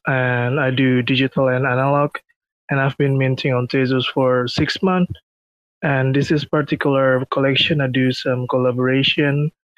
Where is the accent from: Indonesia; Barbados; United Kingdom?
Indonesia; I'm a photographer. I'm from Indonesia.